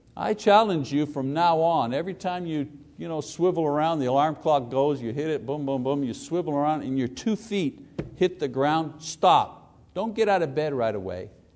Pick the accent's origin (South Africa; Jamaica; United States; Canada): United States